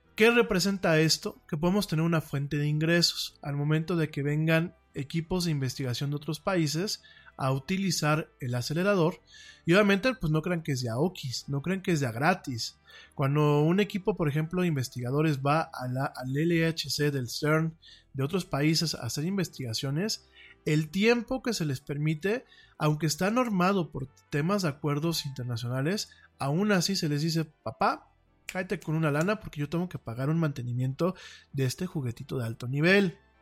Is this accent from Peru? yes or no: no; Mexico; como mexicanos